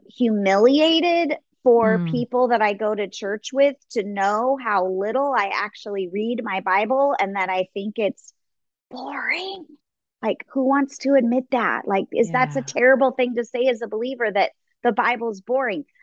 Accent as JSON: {"language": "English", "town": "Los Angeles", "region": "California", "country": "United States", "tie": "born or raised there", "said": "I grew up in Los Angeles"}